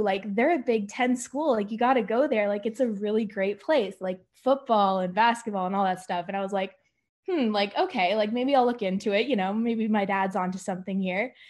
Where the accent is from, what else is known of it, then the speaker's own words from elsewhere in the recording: Ontario, Canada; moved away as an adult; now in Indianapolis, United States; I'm from Ontario, Canada.